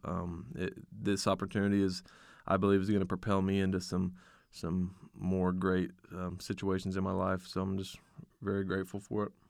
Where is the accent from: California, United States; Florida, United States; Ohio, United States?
Ohio, United States; West Milton; It's based out of my hometown, West Milton, Ohio.